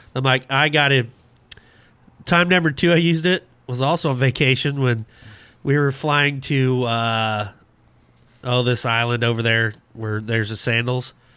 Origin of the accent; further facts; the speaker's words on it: Abbeville, United States; growing up in Abbeville